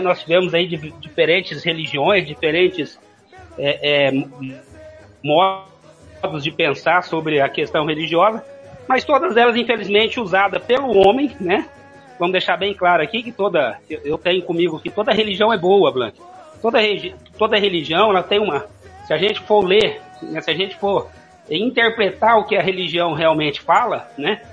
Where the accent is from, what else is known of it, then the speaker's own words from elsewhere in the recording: Franca, São Paulo, Brazil; also born or lived in Cuiabá, Mato Grosso / Juína / Aripuanã / Coronel Sapucaia; now in Dourados, Brazil; eu sou paulista de Franca, né, de ali na na região nordeste